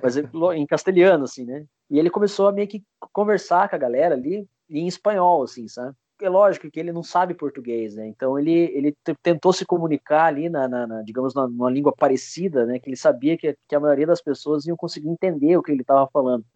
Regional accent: Curitiba, Paraná, Brazil; em Curitiba, que é a cidade onde eu nasci e onde eu moro até hoje

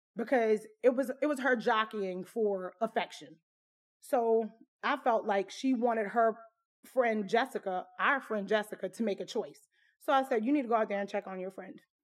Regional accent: Southwest Louisiana, United States; moved away as an adult; I was born and raised in Southwest Louisiana.

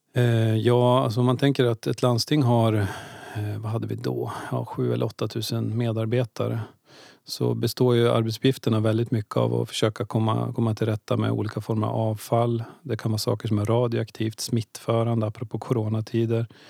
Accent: Ljusdal, Gävleborg County, Sweden; moved away as an adult; also born or lived in Stockholm / Östersund; now in Gävle, Sweden; Egentligen är jag född i Stockholm men, jag eh, växte upp i Ljusdal.

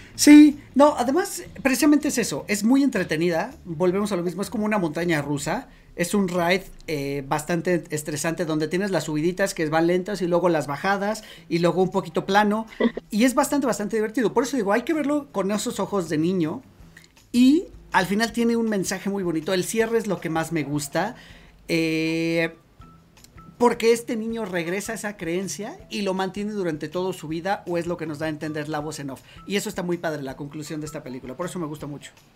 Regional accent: Mexico; nosotros como mexicanos

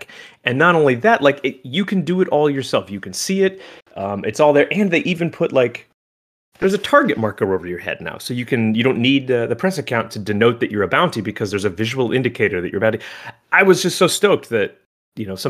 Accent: Oregon, United States; moved away; also born or lived in Los Angeles, California; I'm originally from Oregon

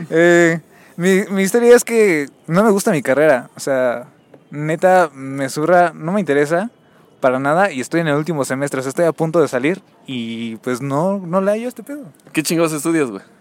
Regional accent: State of Mexico, Mexico; now in Mexico City, Mexico; Sí, sí, soy chilango de rancho.

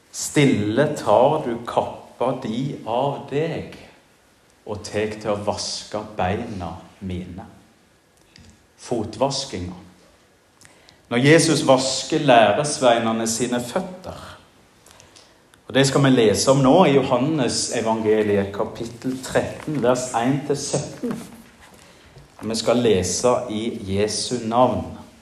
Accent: Jæren, Rogaland, Norway; now in Giske, Norway; hjemme på Jæren

